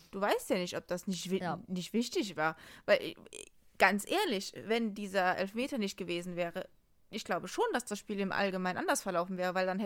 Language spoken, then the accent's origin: German; Dortmund, North Rhine-Westphalia, Germany; ich finde als Dortmunder, ist man immer nachher nach so, solchen Spielen, man redet immer über den Schiri.